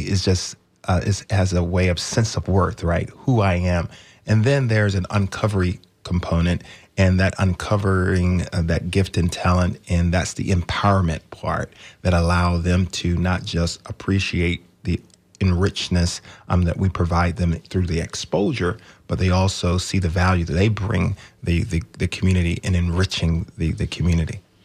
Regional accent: Manchester, Georgia, United States; moved away; I grew up in Georgia. uh, a little town called Manchester

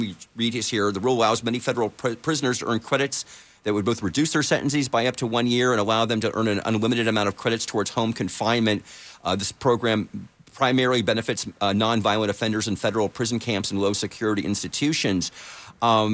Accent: San Francisco, California, United States; now in Tampa, United States; San Francisco, my hometown

